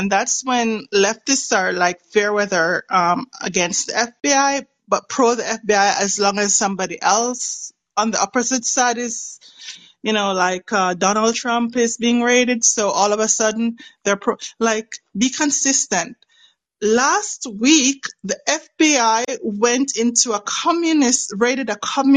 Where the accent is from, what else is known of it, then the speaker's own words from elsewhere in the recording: Jamaica; I'm Jamaican